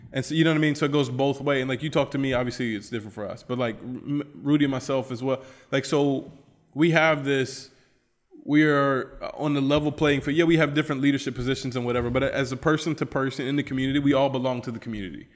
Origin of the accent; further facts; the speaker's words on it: United States; moved away; I'm American